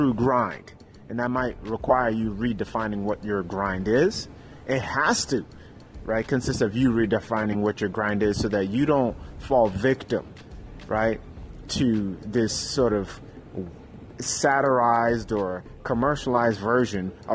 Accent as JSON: {"language": "English", "town": "New York City", "region": "New York", "country": "United States", "tie": "born or raised there", "said": "I grew up in Harlem, New York City"}